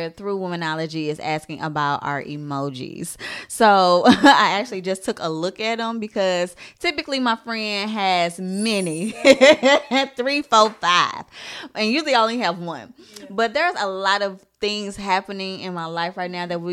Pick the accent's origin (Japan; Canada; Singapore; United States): United States; St. Louis, Missouri; moved away as an adult; also born or lived in Texas; I am moving from St. Louis to Texas.